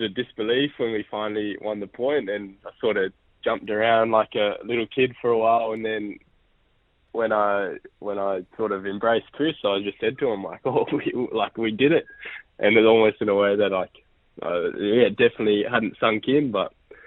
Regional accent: Canada; now in Australia; I was born in Canada and my dad's New Zealand and I live in Australia

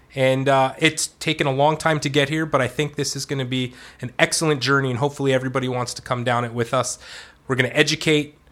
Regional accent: Canada; I'm Canadian.

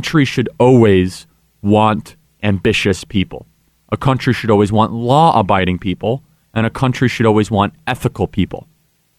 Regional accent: Illinois, United States; I'm from Illinois

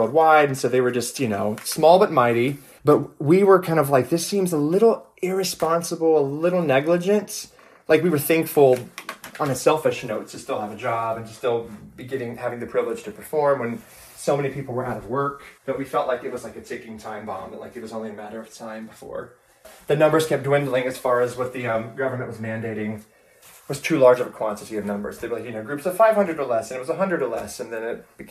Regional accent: Myrtle Beach, South Carolina, United States; I am calling from Myrtle Beach, South Carolina, which is where I'm originally from

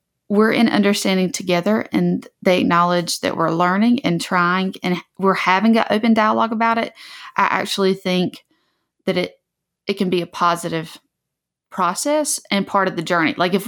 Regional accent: the South, United States; especially growing up in the South. Like, it is not uncommon for people to have pictures, like photographs taken, like in a cotton field, or to have cotton decorations in their house.

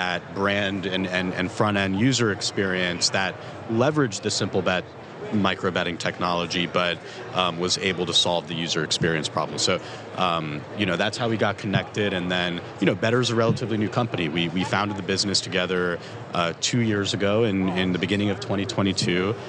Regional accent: Miami, Florida, United States; I'm from Miami

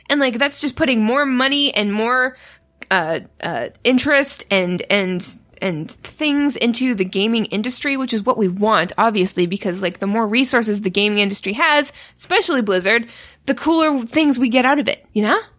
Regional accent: Canada; I'm Canadian

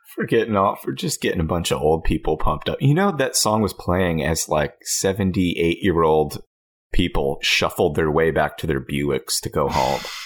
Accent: United States; I'm an American

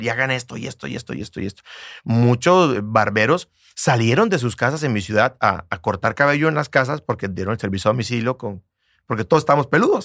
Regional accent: Bucaramanga, Santander, Colombia; mi ciudad, Bucaramanga

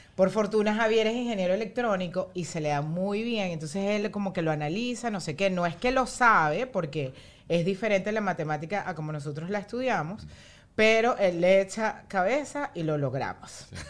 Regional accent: Venezuela; moved away as an adult; now in United States; Nosotros somos súper venezolanos y fue como que nos tuvimos que ir de Venezuela

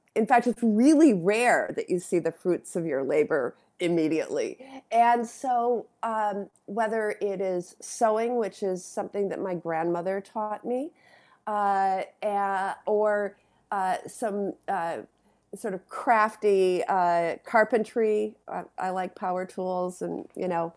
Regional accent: Madison, Wisconsin, United States; I came from Madison, Wisconsin

